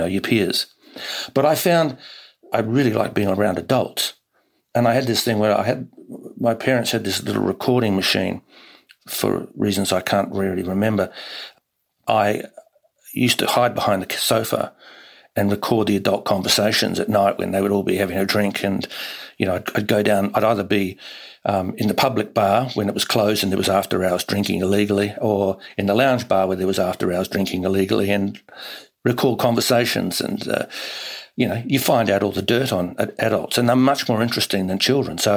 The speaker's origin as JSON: {"language": "English", "town": "Hastings", "region": "Hawke's Bay", "country": "New Zealand", "tie": "born or raised there", "also_born_or_lived": "Sydney, Australia", "said": "born in Sydney, in Randwick, but then as a baby we went to live in Hastings in New Zealand, which is in the Hawke's Bay"}